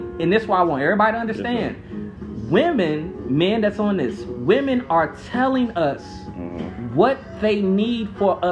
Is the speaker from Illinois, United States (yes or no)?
yes; Chicago, Illinois, United States; I was born in West Pullman, right next to Roseland